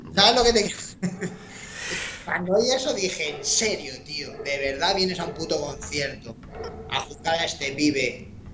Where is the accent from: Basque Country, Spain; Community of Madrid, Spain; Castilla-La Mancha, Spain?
Community of Madrid, Spain; Madrid; yo soy de Madrid